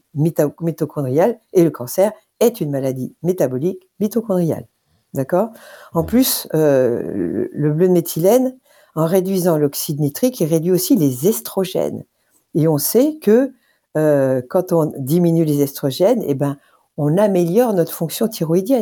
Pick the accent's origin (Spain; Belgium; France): France; nous en tant que Français